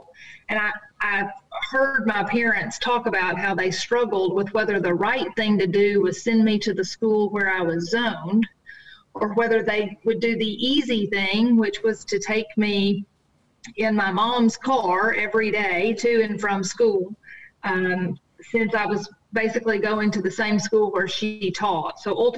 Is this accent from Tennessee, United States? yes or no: yes; Dyersburg, Tennessee, United States; moved away as an adult; also born or lived in Mississippi; my family farm is actually in Dyer County. I grew up in Dyersburg, actually not in the city, but out in the country. I was the fourth generation to live and work on a family farm, raising soybeans, hay, Angus cattle.